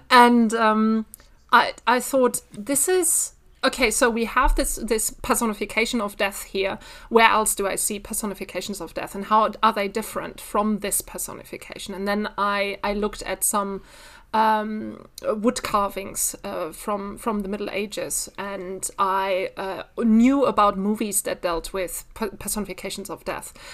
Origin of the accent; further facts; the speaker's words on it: Bielefeld, North Rhine-Westphalia, Germany; I'm originally from Bielefeld